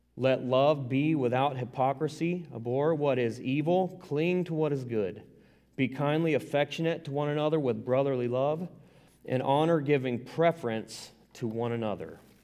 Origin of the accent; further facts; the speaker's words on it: the South, United States; I'm from the South. I don't apologize for it. I'm right proud of it